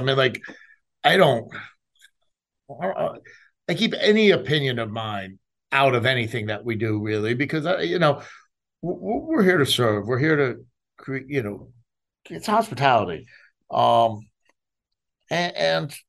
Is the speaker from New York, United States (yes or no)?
yes; New York, United States; now in Houston, United States; I'm a Jew from New York